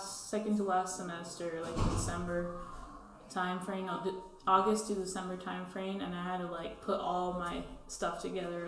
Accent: California, United States; also born or lived in Alaska; born and raised in California

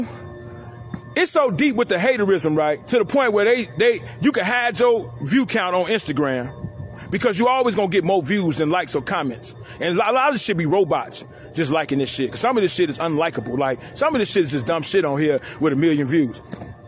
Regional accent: Chicago, Illinois, United States; I'm from Chicago

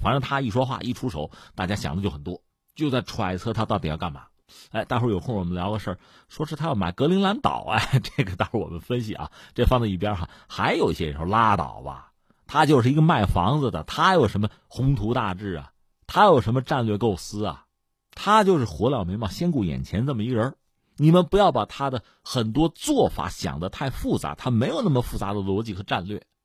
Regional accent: China; 这个我们中国人也是有经验的。

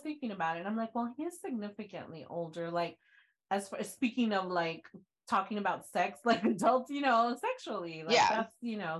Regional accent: Texas, United States; moved away as an adult; I'm from Texas

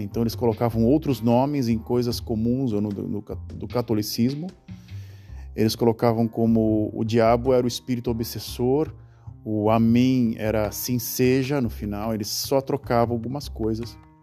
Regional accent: Santos, São Paulo, Brazil; moved away; na cidade de Santos, onde eu nasci, onde eu nasci e morei durante muitos anos. Praticamente metade da minha vida morei lá

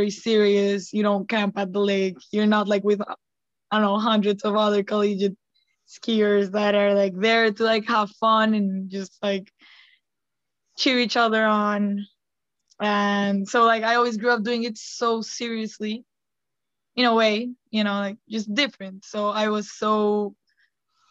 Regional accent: Colombia; moved away as an adult; from Colombia

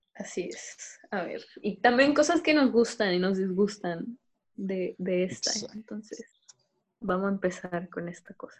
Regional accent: Monterrey, Nuevo León, Mexico; somos de Monterrey

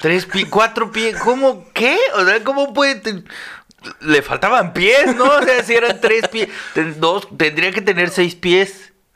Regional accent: Mexico City, Mexico; soy de la Ciudad de México

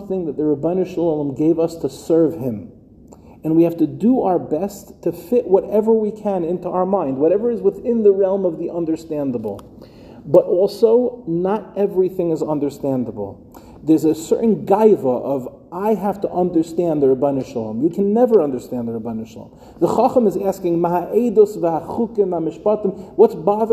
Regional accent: New York City, New York, United States; I was growing up in Far Rockaway

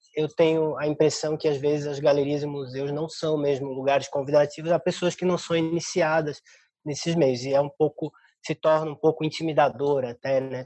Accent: Florianópolis, Santa Catarina, Brazil; moved away as an adult; now in São Paulo, Brazil; Eu sou de Florianópolis, eu sou. É, estudei na Universidade do Estado de Santa Catarina, minha vida é, fiquei, eh, passei minha vida inteira lá

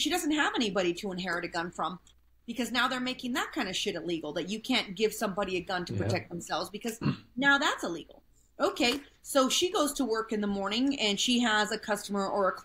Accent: small town Southern Colorado, United States; I grew up in small town Southern Colorado, you know, with my grandparents and my aunts and my uncles and my cousins

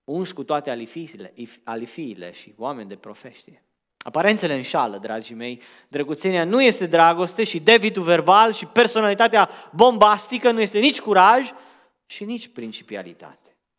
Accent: Arad, Arad County, Romania; now in Portland, United States; eu am crescut în România într-un oraș numit Arad

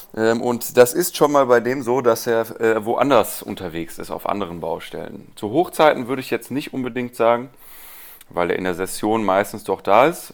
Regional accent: Rhineland, Germany; ich komme aus dem Rheinland

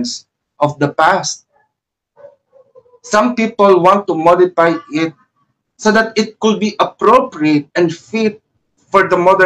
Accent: Philippines; English is a second language; we are known to be a Filipino

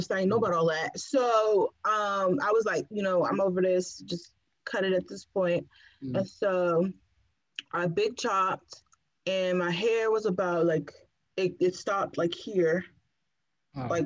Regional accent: Washington, District of Columbia, United States; moved away as an adult; also born or lived in Pennsylvania; I'm from DC, born and raised

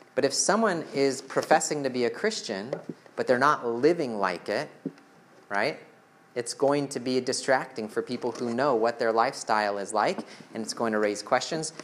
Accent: United States; we have been raised in the American culture

